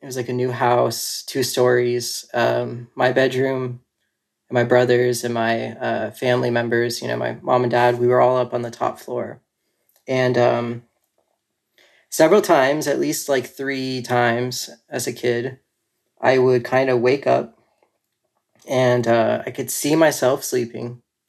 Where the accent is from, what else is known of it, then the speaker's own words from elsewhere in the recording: North Carolina, United States; also born or lived in California; now in Asheville, United States; I'm currently living in Asheville, North Carolina, but I've moved around a lot. So I was born in California, and I lived there until I was about 9. Then my family moved out here to like the Charlotte area.